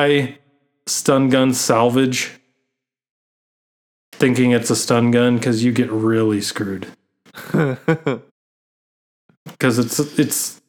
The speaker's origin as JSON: {"language": "English", "town": "Phoenix", "region": "Arizona", "country": "United States", "said": "I am from Phoenix, Arizona"}